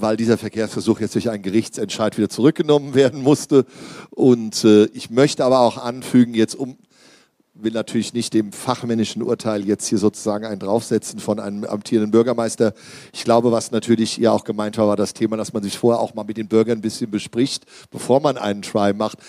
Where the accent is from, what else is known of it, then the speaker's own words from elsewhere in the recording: Wetzlar, Hesse, Germany; Ich bin ja aus Wetzlar, also aus der sozusagen ewigen Konkurrenzstadt Gießen, zwölf Kilometer entfernt Luftlinie.